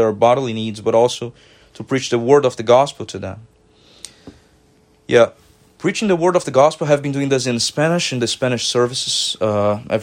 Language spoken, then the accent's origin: English; Brazil; moved away as an adult; now in Grand Rapids, United States; I'm originally from Brazil.